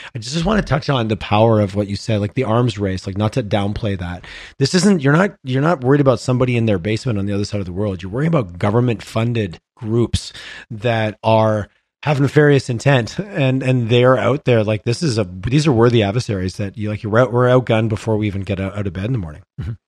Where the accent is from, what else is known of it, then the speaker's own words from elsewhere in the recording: Montreal, Quebec, Canada; now in Calgary, Canada; I grew up on the on the East Coast, I grew up Montreal